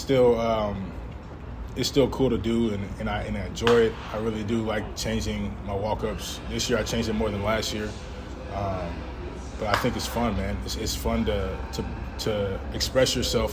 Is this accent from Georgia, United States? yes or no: yes; Georgia, United States; we're all from Georgia